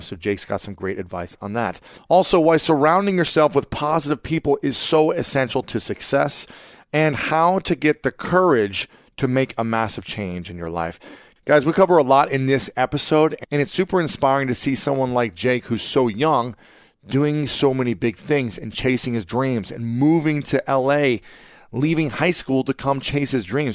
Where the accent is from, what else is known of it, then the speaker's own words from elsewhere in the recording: Ohio, United States; my home state of Ohio